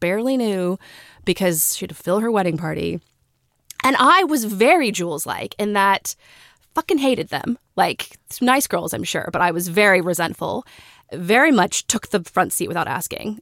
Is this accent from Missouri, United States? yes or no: no; Texas, United States; moved away; also born or lived in Australia; we're from Texas